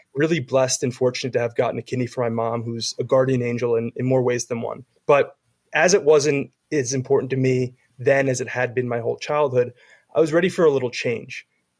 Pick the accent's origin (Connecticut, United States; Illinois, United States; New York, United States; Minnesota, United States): New York, United States; moved away as an adult; also born or lived in Westchester / Charlottesville, Virginia; now in Southern California, United States; being born and raised in New York, going to school in New York, was working in New York at that time and assumed I'd just stay there forever.